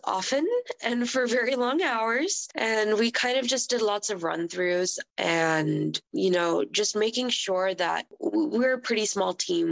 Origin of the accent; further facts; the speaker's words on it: Houston, Texas, United States; moved away; I'm from Houston, and so my family will be there